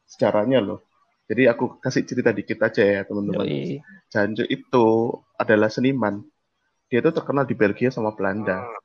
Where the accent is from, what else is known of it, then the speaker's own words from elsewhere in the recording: Surabaya, East Java, Indonesia; ada aku asli Surabaya